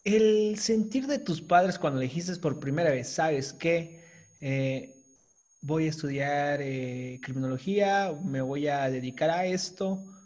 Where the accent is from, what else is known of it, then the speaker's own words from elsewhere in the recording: Chiapas, Mexico; nosotros somos del estado de Chiapas. Eh, acá en el sur de, la República Mexicana.